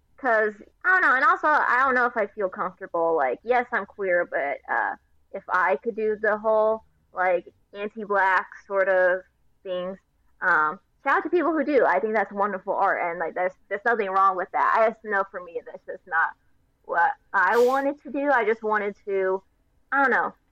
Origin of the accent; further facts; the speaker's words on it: Los Angeles, California, United States; I grew up in a neighborhood in Los Angeles. Mm-hmm. Um, I'm from the Burbank Glendale area